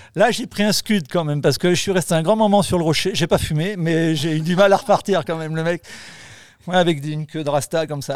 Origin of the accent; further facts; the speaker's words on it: Lozère, Occitania, France; je suis de la Lozère